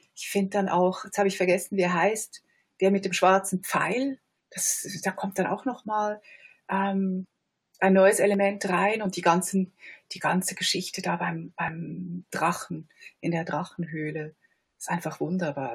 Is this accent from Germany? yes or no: no; Switzerland; als Schweizer Kritikerin